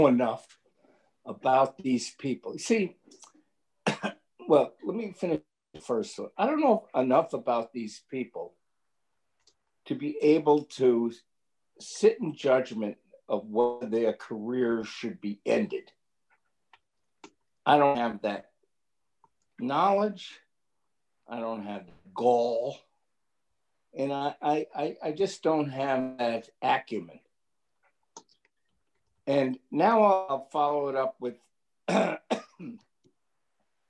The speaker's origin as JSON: {"language": "English", "town": "New York City", "region": "New York", "country": "United States", "tie": "born or raised there", "said": "I grew up on Staten Island"}